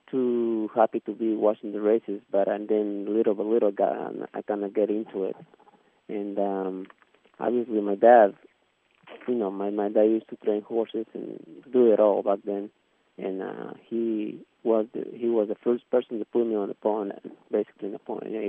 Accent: Mexico City, Mexico; I'm from Mexico City.

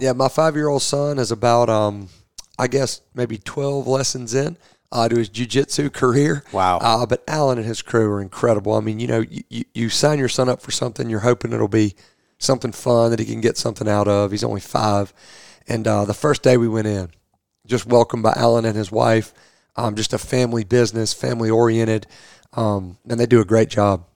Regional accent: Rome, Georgia, United States; moved away as an adult; now in Louisville, United States; I'm from Rome, Georgia, uh, originally, which is uh, Northwest Georgia

